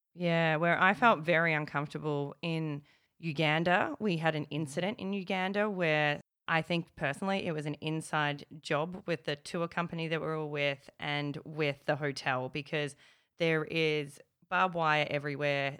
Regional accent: Melbourne, Victoria, Australia; I'm from Melbourne

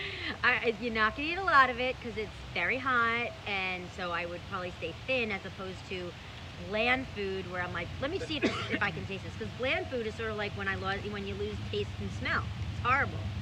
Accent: New York City, New York, United States; When I was growing up in Brooklyn

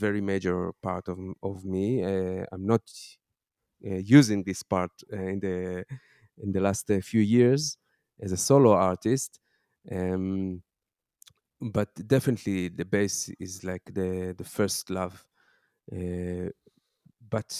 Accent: Tel Aviv, Tel Aviv District, Israel; I grew up in Tel Aviv, but as my first boy was born, we changed the direction.

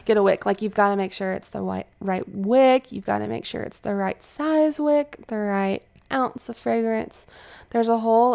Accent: Fairhope, Alabama, United States; moved away as an adult; now in Pensacola, United States; I'm, I'm from Fairhope, which is a small town in Alabama, about forty-five minutes from here

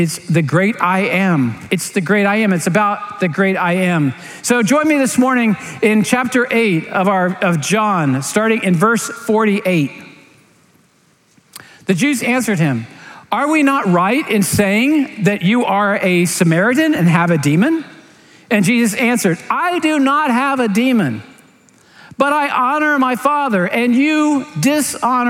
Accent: Clearwater, Florida, United States; I grew up in Clearwater, St. Petersburg area

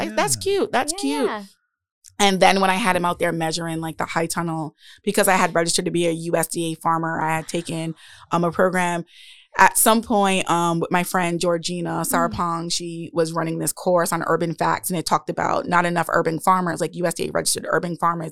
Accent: Providence, Rhode Island, United States; also born or lived in Warwick, Rhode Island; I grew up on Southside Providence okay. and spent most of my childhood on the West End.

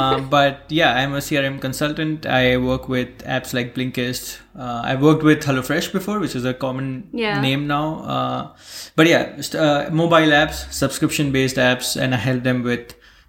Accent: Bharuch, Gujarat, India; So I come from Bharuch in Gujarat, which is a very small town in the west part of Gujarat. Or in the south part of Gujarat. And that's where I did most of my childhood.

